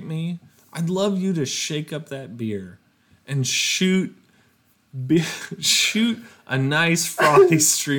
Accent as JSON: {"language": "English", "region": "Minnesota", "country": "United States", "said": "as a Minnesotan"}